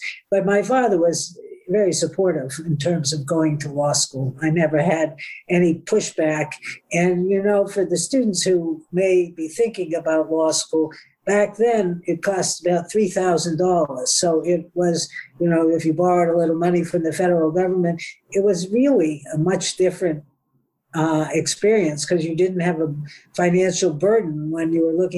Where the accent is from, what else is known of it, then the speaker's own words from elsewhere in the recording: Newton, Massachusetts, United States; moved away; also born or lived in Washington, D.C.; I grew up outside of Boston in Newton, Massachusetts.